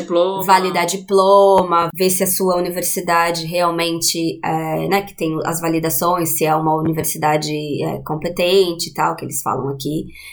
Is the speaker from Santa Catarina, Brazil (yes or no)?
no; Juquiá, São Paulo, Brazil; moved away as an adult; also born or lived in Sorocaba / Londrina; now in Dublin, Ireland; então eu sou de Sorocaba, mas eu vivi em Juquiá, né, no Vale do Ribeira por muito tempo, assim, quase né, uma vida inteira